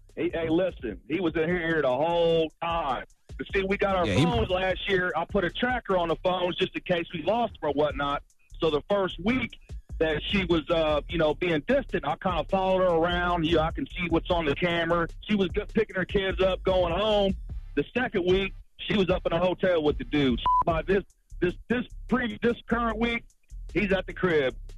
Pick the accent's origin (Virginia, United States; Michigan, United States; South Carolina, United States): South Carolina, United States; Florence; I'm from Florence, South Carolina